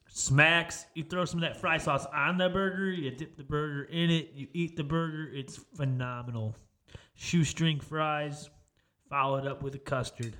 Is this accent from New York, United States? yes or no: no; Chicago, Illinois, United States; moved away; I am from Chicago